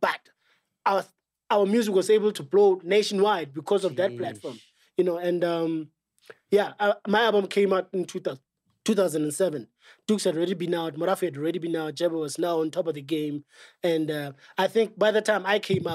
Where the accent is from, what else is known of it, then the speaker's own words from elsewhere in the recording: North West, South Africa; moved away as an adult; now in Johannesburg, South Africa; Our farms because we're from Botswana